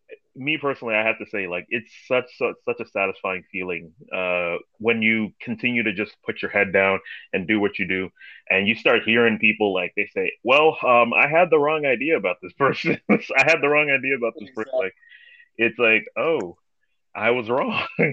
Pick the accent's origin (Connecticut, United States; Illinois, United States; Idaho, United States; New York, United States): New York, United States; New York City; I was born and raised in Brooklyn, New York.